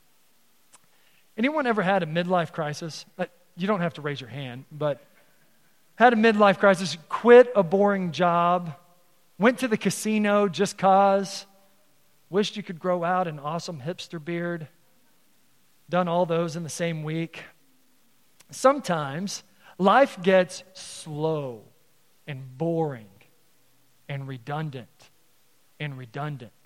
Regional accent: Texas, United States; now in Council Bluffs, United States; my hometown, the 48th governor of Texas is from my hometown.

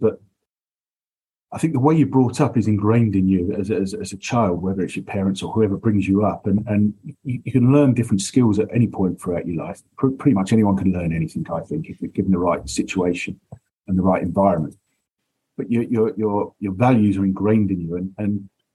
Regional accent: Essex, East of England, United Kingdom; now in London, United Kingdom; I grew up in Essex, which is an hour on the train from the city

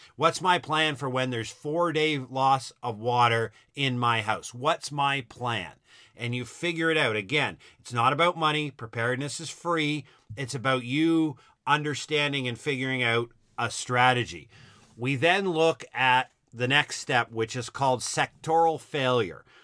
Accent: Halifax, Nova Scotia, Canada; now in Ontario, Canada; Halifax, my hometown

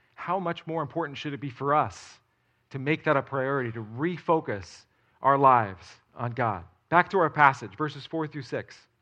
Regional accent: outside of New York City, United States; moved away; I grew up outside of New York City

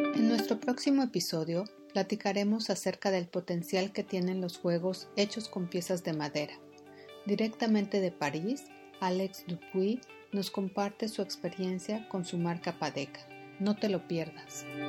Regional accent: Mexico; nosotros como mexicanos, como latinos

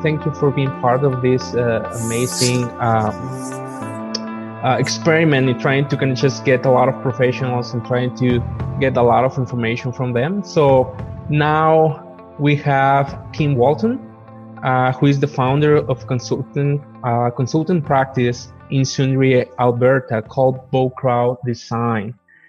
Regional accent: Mexico; English is a second language; now in Canada; Because when I came from Mexico, I was so excited to see, like, and explore and see what's going on with the province.

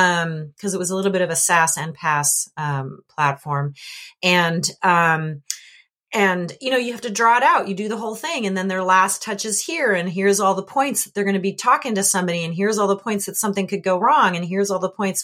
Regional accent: Canada; When I was a little kid, I grew up in Canada

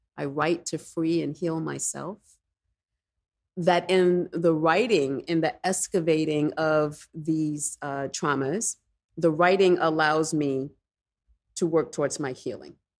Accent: New York City, New York, United States; Growing up in the Bronx

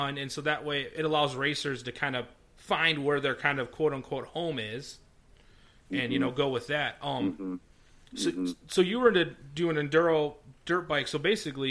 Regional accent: United States; we're from the Clinton Fulton area

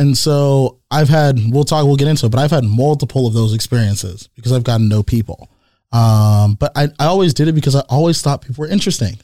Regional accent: San Jose, California, United States; also born or lived in East Bay, California; I was born in East Bay. I was raised here in San Jose

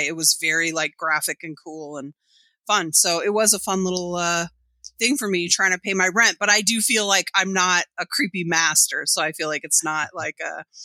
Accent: United States; I'm an American kid and an American comics kid

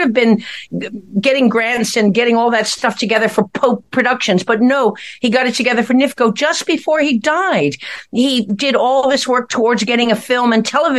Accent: Ireland; as an Irish person

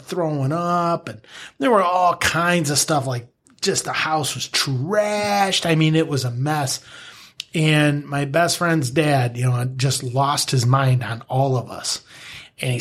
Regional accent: Greenville, Michigan, United States; I grew up in Greenville, Michigan. Grew up on a small farm up there

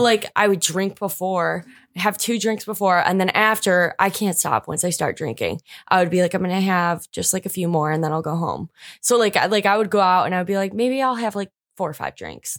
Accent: Macomb, United States; I'm from Macomb

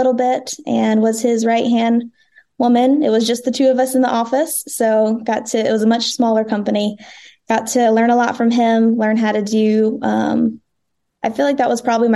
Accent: North Carolina, United States; now in Franklin, United States; It's different from where I'm from. I'm from North Carolina

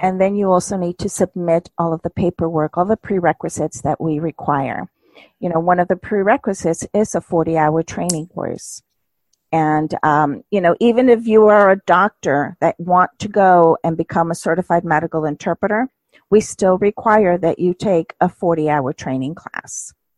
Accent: United States; also born or lived in Mexico; I was raised in the United States

